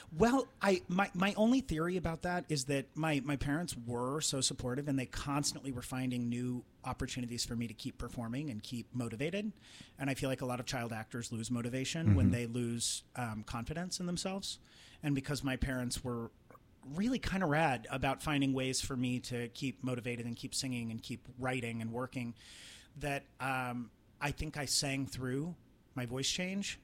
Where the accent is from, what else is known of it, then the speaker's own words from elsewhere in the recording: Trenton, Missouri, United States; moved away; a lot of my motivation was based on getting out of my hometown. I felt very which was where Trenton, Missouri.